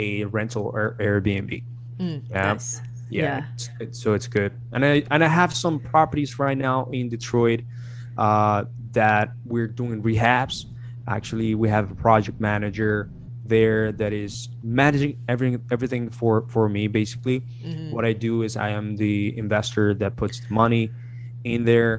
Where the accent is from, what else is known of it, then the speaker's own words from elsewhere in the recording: Colombia; moved away as an adult; now in United States; I'm from Colombia, I'm from South America